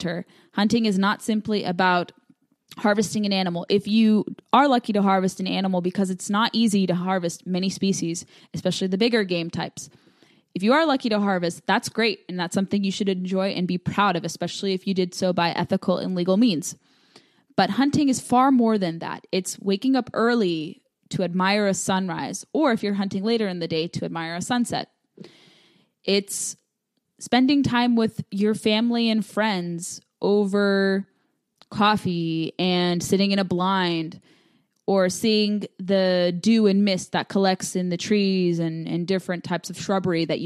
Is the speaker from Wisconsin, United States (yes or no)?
no; Southern California, United States; moved away as an adult; now in Virginia, United States; I grew up in Southern California where hunting really wasn't discussed out in the open, I didn't get to pursue hunting until I moved to Virginia about 7 years ago after graduating from college